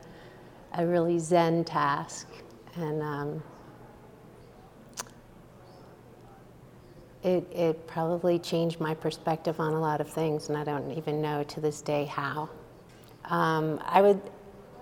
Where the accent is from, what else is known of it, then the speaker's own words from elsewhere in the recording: New York City, New York, United States; moved away as an adult; now in Santa Fe, United States; I grew up in New York City